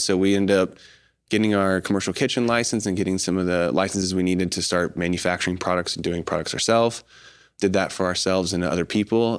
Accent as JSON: {"language": "English", "town": "Choctaw", "region": "Oklahoma", "country": "United States", "tie": "born or raised there", "also_born_or_lived": "Colorado", "moved": "yes", "said": "Grew up here in Oklahoma City area, mm-hmm. um, just a little bit east of the city, mm-hmm. uh, Choctaw area"}